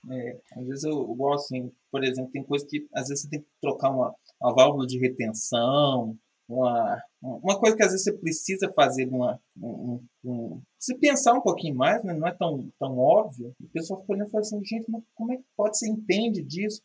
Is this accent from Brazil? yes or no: yes; Minas Gerais, Brazil